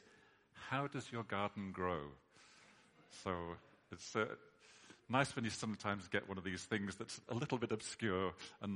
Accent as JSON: {"language": "English", "country": "United Kingdom", "said": "we're British"}